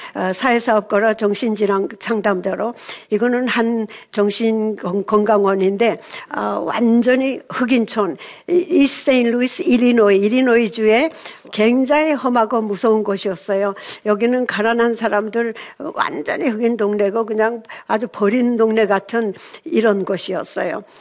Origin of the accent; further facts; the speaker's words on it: South Korea; moved away as an adult; now in Seattle, United States; 한국에서 어, 미국으로 35살에 1970년에 가서